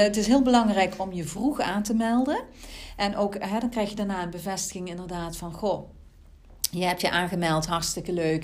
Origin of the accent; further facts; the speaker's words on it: Central Limburg, Netherlands; Ik ben zelf uit Midden-Limburg, dus ze proberen mij ook echt daar in die regio mhm. in te zetten